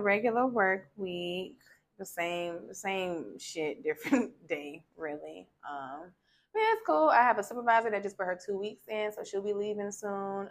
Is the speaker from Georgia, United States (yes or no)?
yes; Savannah, Georgia, United States; I'm from Savannah, Georgia. So I grew up with a family where we kind of just got together